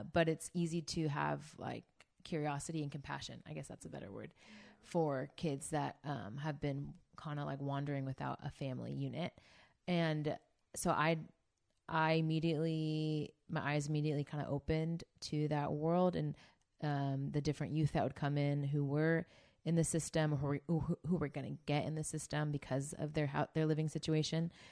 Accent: Bay Area, California, United States; moved away as an adult; also born or lived in Santa Barbara; now in Orange County, United States; I'm from the Bay Area.

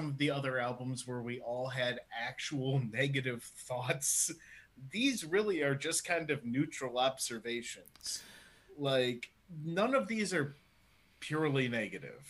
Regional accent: United States; now in Ireland; as the American in the group

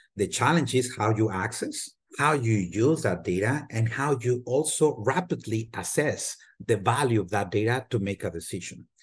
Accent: Torreón, Coahuila, Mexico; moved away as an adult; also born or lived in Mexico City; now in United States; I was born and raised in Mexico, in what it used to be a small town, now it's a large city, Torreon, Coahuila, and then we moved as a family to Mexico City and I spend a good portion of my life in Mexico City

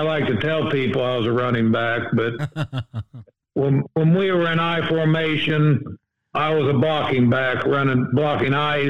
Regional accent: Noblesville, Indiana, United States; I grew up in Noblesville, Indiana

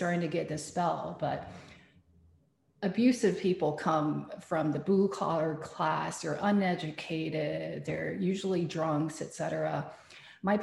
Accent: Taiwan; moved away; I am somebody who suffered parental abuse growing up in Taiwan

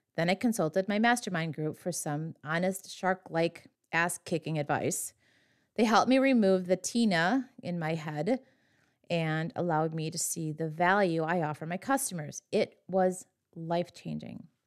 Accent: western Wisconsin, United States; my hometown, my very small hometown in western Wisconsin

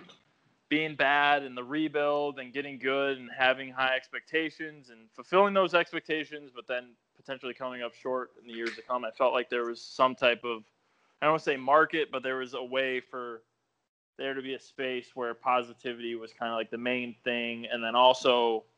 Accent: Chicago, Illinois, United States; also born or lived in East Coast; I'm from the Chicago area. I don't live far from the field. And I've always grown up in this area.

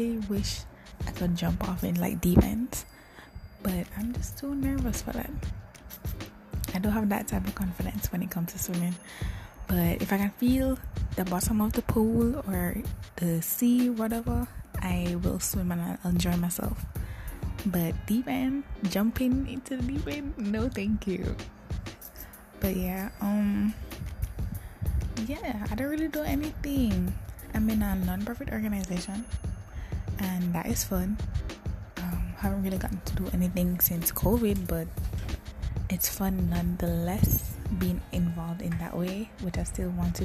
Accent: Jamaica; I am born and raised in Jamaica, the little island in the Caribbean.

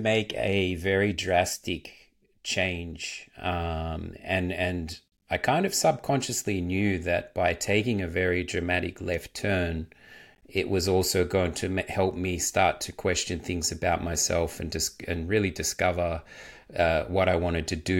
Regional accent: Melbourne, Victoria, Australia; moved away as an adult; also born or lived in Birmingham, England; now in Hamburg, Germany; from Melbourne originally

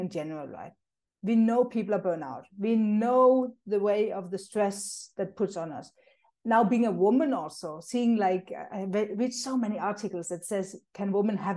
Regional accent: Denmark; moved away as an adult; now in South Africa; I'm actually originally from Denmark. That's where I grew up and moved

